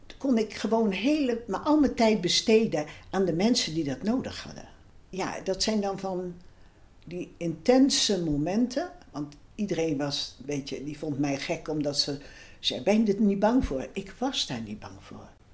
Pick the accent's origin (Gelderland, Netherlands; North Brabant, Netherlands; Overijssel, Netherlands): Gelderland, Netherlands; Ede; Ik ben geboren in Ede op 12 maart 1938